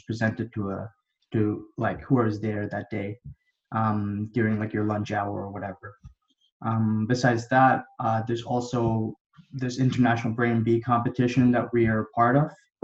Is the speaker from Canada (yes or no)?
yes; Canada; also born or lived in India / Dubai, United Arab Emirates; I was born in India, and then I lived in Dubai for a little bit and the United Arab Emirates. But then I moved over to Canada when I was like in grade four.